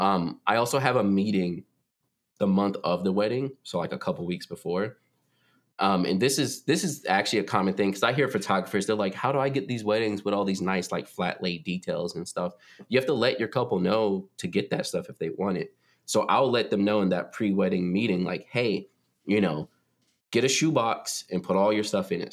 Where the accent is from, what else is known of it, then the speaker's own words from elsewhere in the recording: North Carolina, United States; I moved back to North Carolina, like, no hate, it's my home state